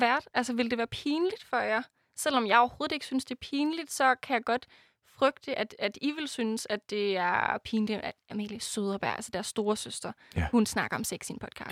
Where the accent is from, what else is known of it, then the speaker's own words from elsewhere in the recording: Denmark; jeg er fra Jylland